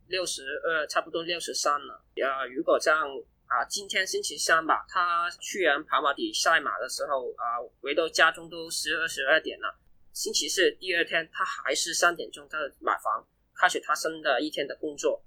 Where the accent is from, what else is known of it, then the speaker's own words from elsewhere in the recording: Hong Kong; also born or lived in Guangzhou; 我在一两岁的时候就跟我爸妈一起来香港